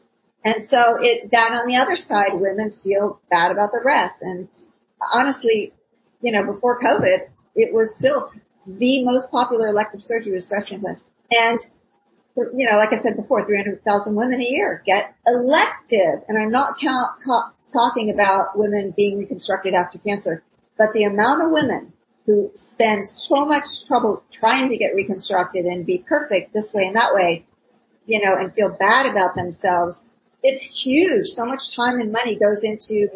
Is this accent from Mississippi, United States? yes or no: no; Ohio, United States; I grew up in Ohio